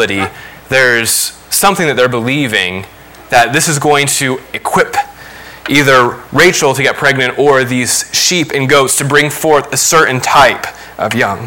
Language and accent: English; Lima, Ohio, United States; also born or lived in Dallas, Texas; I grew up in Lima